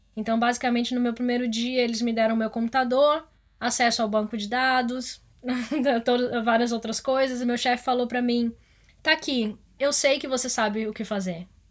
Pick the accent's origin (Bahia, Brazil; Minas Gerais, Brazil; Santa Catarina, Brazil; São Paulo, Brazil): Bahia, Brazil; Salvador; moved away as an adult; now in Amsterdam, Netherlands; eu sou originalmente de Salvador e eu entrei na faculdade de comunicação lá